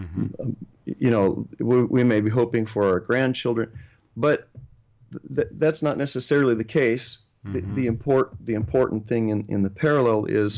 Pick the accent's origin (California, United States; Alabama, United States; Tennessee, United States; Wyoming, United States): California, United States; Sacramento; growing up in Sacramento